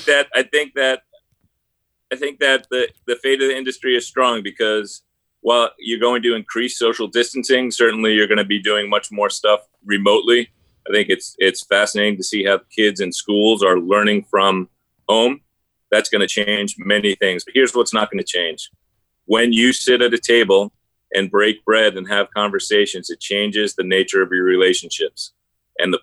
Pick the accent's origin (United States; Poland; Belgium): United States; New York; I'm a New Yorker